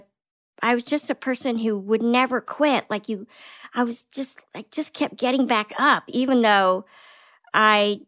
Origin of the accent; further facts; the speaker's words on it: Washington, District of Columbia, United States; moved away as an adult; also born or lived in New York; I grew up in Washington, D.C.